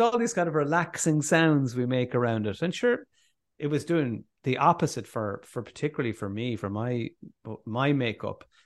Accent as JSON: {"language": "English", "country": "Ireland", "said": "as Irish people"}